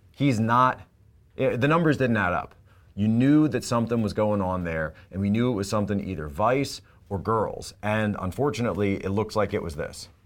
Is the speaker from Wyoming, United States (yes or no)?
no; Philadelphia, Pennsylvania, United States; I'm from the Philadelphia area.